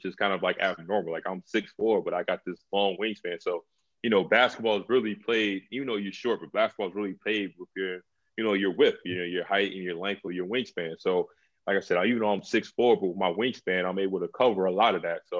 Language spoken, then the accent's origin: English; United States; for all of us, you know, as Americans